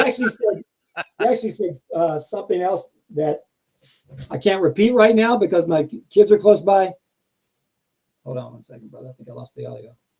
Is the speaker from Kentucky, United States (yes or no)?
yes; Kentucky, United States; moved away; I'm from Kentucky